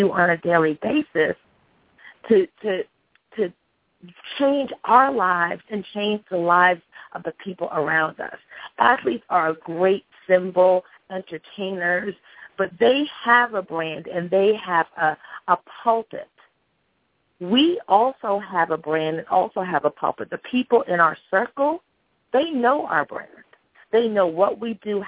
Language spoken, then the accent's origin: English; Cambridge, Massachusetts, United States; also born or lived in England; now in Atlanta, United States; I was actually born in England. I grew up in Cambridge, Massachusetts, currently reside in Atlanta.